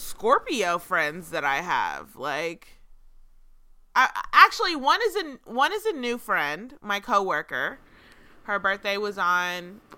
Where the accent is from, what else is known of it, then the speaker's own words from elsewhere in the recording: Atlanta, Georgia, United States; now in Pittsburgh, United States; growing up in Atlanta